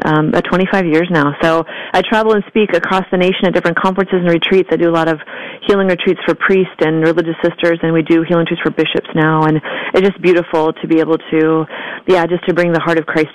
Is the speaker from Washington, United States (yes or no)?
yes; just north of Portland, Oregon, Washington, United States; also born or lived in Texas; I was born in Texas, but I was raised in Washington State, just north of Portland, Oregon, and grew up Catholic